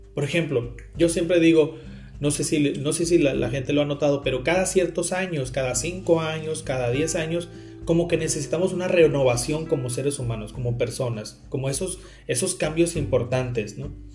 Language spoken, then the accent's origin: Spanish; Carbó, Sonora, Mexico; also born or lived in Hermosillo, Sonora; Cuando yo tenía tres años, mi familia se fue a vivir a Carbo